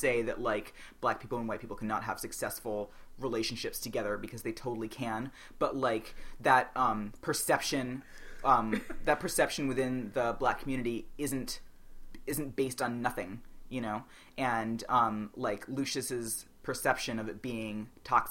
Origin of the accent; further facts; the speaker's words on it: New York City, New York, United States; I grew up on the Upper East Side with my mom